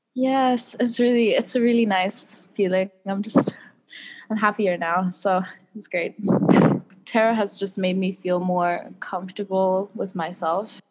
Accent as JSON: {"language": "English", "country": "South Africa", "moved": "as an adult", "lives_now": "Taiwan", "said": "I'm from South Africa"}